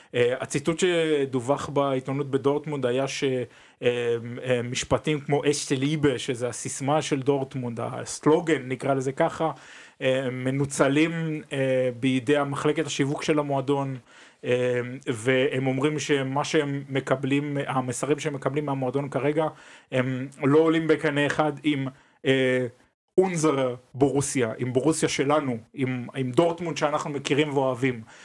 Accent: Israel; now in Germany; כישראלים, כאנשים שחיים פה אה, בגרמניה כבר כמה שנים וכזרים פה

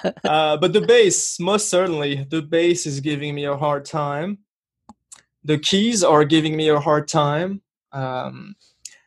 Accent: Brittany, France; accent: French; English is a second language; moved away as an adult; now in Rochester, United States; I was born in France, born and raised in France. I grew up there. I spent 23 years in the northwestern part of France called Bretagne, Brittany.

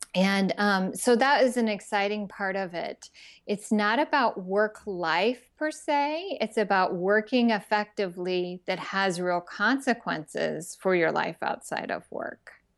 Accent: Texas, United States; when I was a teenager growing up in Texas

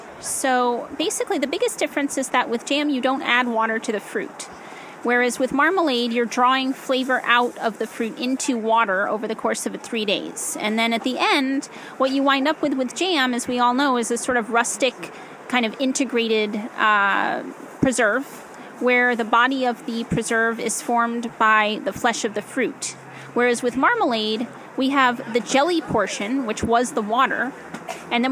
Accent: East Coast, United States; now in California, United States; I'm from the East Coast originally

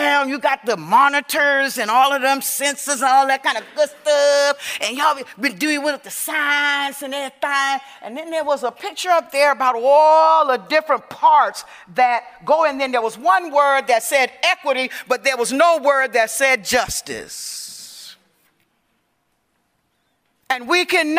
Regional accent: Savannah, Georgia, United States; I am from Savannah, Georgia, and I'm kin to that sister right there, because I was born on a peanut farm in Georgetown, Georgia

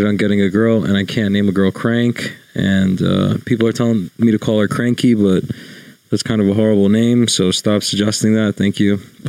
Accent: New York, United States; I'm from New York

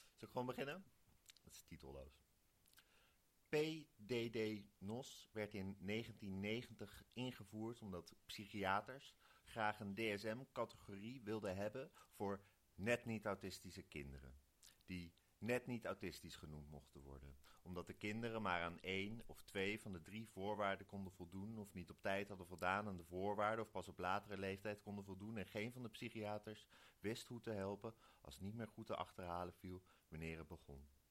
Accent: Wijk bij Duurstede, Utrecht, Netherlands; ik kom uit Wijk. Dat is hier acht kilometer vandaan. En daar zeggen we Doorn

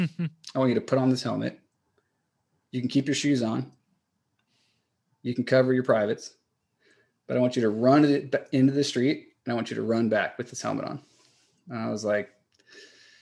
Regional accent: California, United States; also born or lived in Los Angeles / San Francisco / San Diego / Austin; I'm here from California

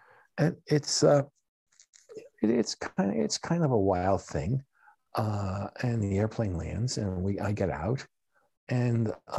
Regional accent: United States; Okay, I come from America, and for that matter, in Japan, okay?

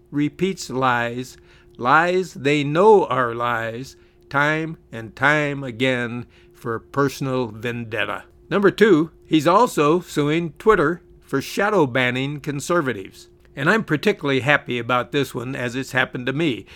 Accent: California, United States; where I grew up in California

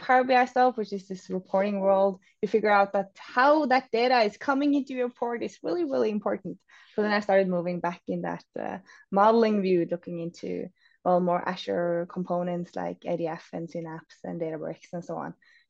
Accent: Oslo, Norway; English is a second language; I'm from Norway, so Oslo based.

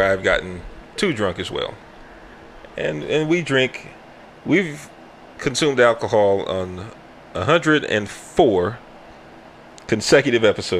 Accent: Canada; I'm Canadian. We don't got

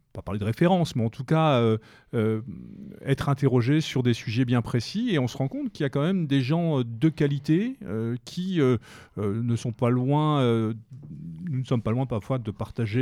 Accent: France; chez nous, en France

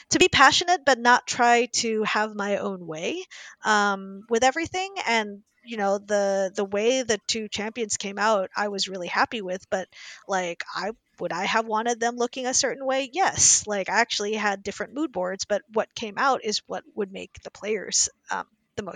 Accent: Indianapolis, Indiana, United States; moved away; I grew up in Indianapolis, Indiana, in the 80s and 90s

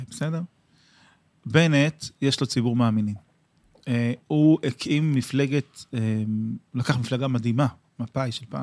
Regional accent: Or Yehuda, Central District, Israel; אני גדלתי באור יהודה בשפרינצק, כן.

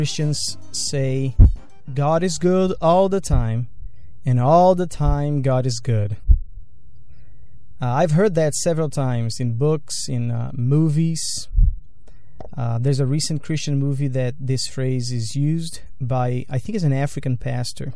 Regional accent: Brazil; now in United States; Growing up in Brazil

